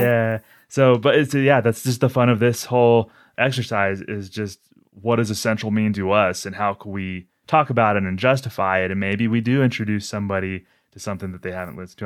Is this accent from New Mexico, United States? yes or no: yes; New Mexico, United States; I'm from New Mexico